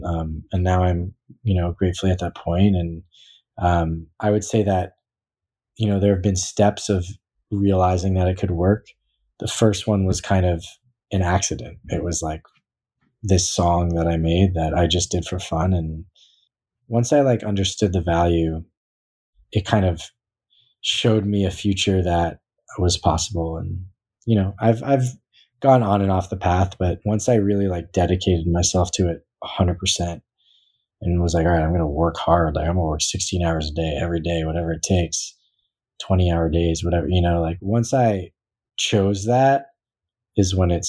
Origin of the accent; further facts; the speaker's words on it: Newton, Massachusetts, United States; I grew up kind of in the East Coast of Newton, Massachusetts with a lot of people are from Newton that you wouldn't expect